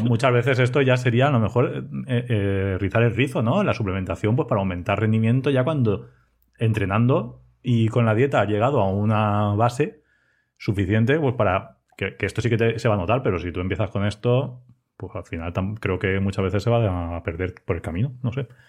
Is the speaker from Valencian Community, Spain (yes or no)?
yes; Elda, Valencian Community, Spain; also born or lived in Ibi; trabajo en Ibia, aunque soy de Elda